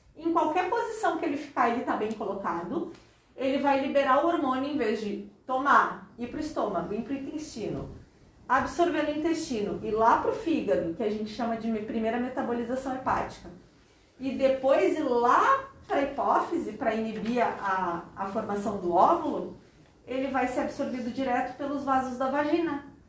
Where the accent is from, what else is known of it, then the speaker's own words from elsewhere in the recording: Porto Alegre, Rio Grande do Sul, Brazil; moved away as an adult; also born or lived in Pelotas / Florianópolis; now in Tubarão, Brazil; E eu sou de Porto Alegre, sou gaúcha, fiz a minha faculdade lá em Pelotas e a minha especialização em Florianópolis. E agora estou aqui morando em Tubarão desde 2004.